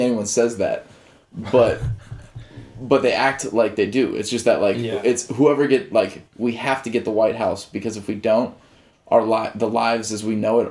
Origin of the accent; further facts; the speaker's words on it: Walnut Creek, California, United States; moved away; also born or lived in New York; San Francisco Bay Area. What up, Walnut Creek? East Bay for days